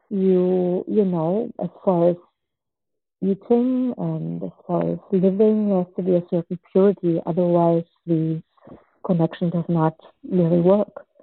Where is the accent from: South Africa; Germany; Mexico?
Germany; moved away; also born or lived in Czechoslovakia; since we escaped uh, Czechoslovakia when I was two, and I grew up in Germany and then in, in, different other countries